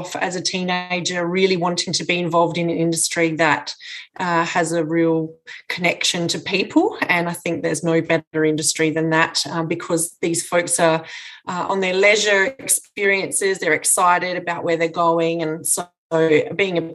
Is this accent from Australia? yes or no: yes; Mannum, South Australia, Australia; I'm from Mannum